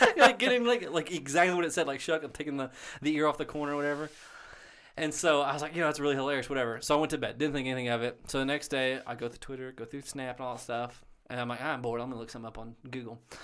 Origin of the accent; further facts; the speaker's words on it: Booneville, United States; I'm from Boonville